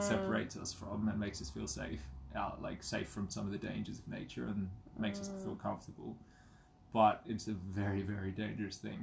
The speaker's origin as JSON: {"language": "English", "area": "Kakadu National Park", "region": "Northern Territory", "country": "Australia", "tie": "born or raised there", "moved": "yes", "said": "I grew up in Kakadu National Park and we were outdoors"}